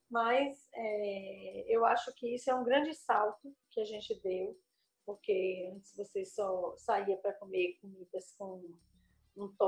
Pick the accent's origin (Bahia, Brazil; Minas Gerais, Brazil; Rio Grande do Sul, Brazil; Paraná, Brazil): Bahia, Brazil; born there; Eu nasci em Tenquinho, no sertão mesmo da Bahia.